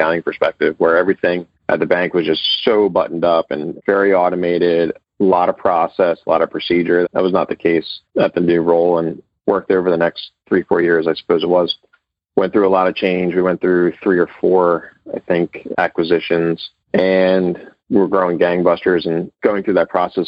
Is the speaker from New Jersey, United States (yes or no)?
yes; New Jersey, United States; moved away as an adult; I'm actually originally from New Jersey